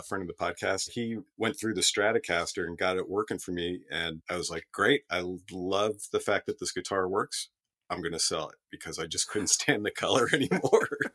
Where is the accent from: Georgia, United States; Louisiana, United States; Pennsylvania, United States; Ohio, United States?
Pennsylvania, United States; Allentown; moved away; also born or lived in West Seattle; Born and raised in Allentown.